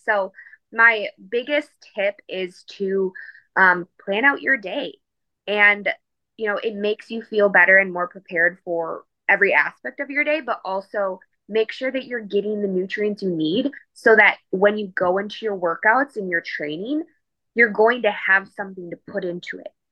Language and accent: English; Milwaukee, Wisconsin, United States; moved away as an adult; also born or lived in Fort Worth, Texas; I am originally from Milwaukee, Wisconsin